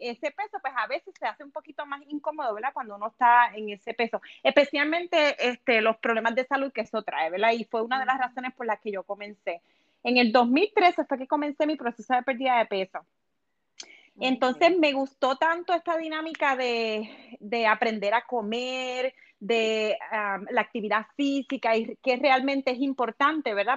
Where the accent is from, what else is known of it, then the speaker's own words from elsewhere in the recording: Puerto Rico; moved away as an adult; now in Los Angeles, United States; yo soy de Puerto Rico, obviamente pero me mudé a Los Ángeles hace cinco años atrás